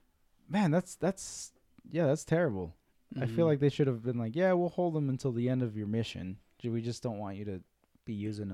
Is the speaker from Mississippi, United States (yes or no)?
no; Salt Lake City, Utah, United States; I was raised in Salt Lake